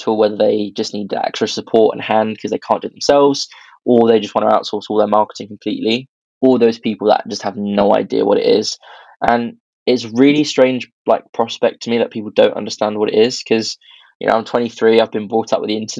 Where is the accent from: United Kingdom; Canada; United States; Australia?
United Kingdom; Birmingham, West Midlands; I'm originally from Birmingham.